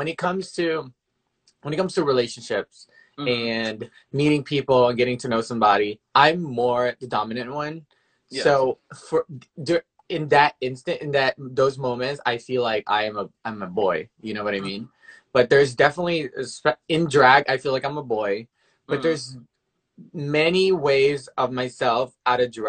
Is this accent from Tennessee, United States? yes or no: yes; Memphis, Tennessee, United States; moved away as an adult; now in New York City, United States; I'm from Memphis, Tennessee